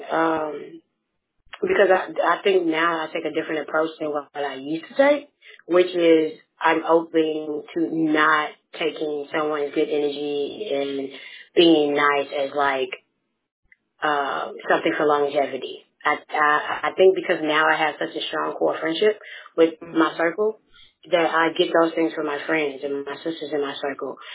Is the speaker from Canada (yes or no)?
no; Memphis, Tennessee, United States; I have a twin sister. Um, and I'm from Memphis, Tennessee.